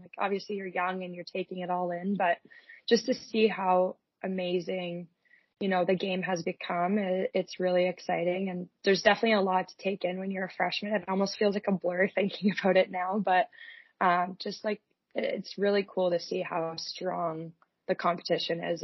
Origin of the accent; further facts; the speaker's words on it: Whitby, Ontario, Canada; moved away as an adult; in my senior year, I switched to Whitby so that I could actually play for my hometown